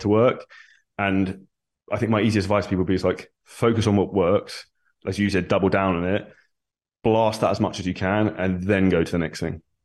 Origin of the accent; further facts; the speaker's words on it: Surrey, South East England, United Kingdom; moved away as an adult; now in Dubai, United Arab Emirates; Originally, I'm from Surrey in the U K, very grey and rainy.